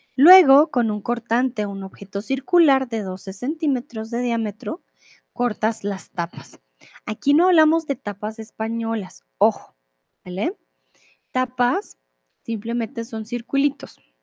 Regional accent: Colombia; now in Mexico; soy de Colombia, ahora estoy en México

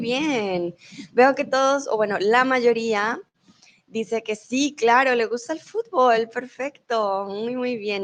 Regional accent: Bogotá, Colombia; now in Germany; soy de Colombia, eh, comúnmente vivo en Alemania, pero ahora estoy en México

